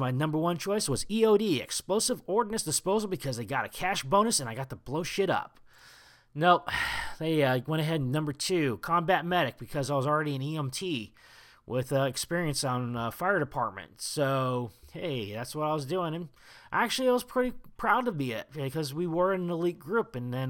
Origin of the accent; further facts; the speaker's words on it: Portsmouth, Virginia, United States; I am a Navy brat born and raised in Portsmouth Naval Hospital, Portsmouth, Virginia.